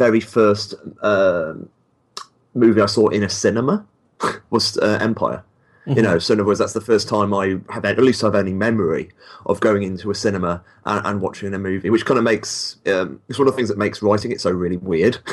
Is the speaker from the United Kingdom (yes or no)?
yes; United Kingdom; I read comics as a kid, like most people in the at least in the UK